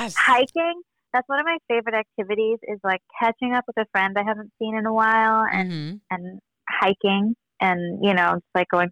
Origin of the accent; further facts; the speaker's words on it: Los Angeles, California, United States; Well, I moved around a lot, but I grew up mainly in the Valley.